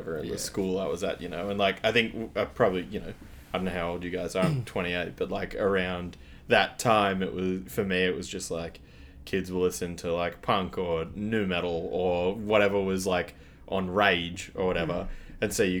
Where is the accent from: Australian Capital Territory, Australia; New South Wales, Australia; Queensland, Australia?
Australian Capital Territory, Australia; Canberra; I come from Canberra, but not like Canberra's a tiny town or anything.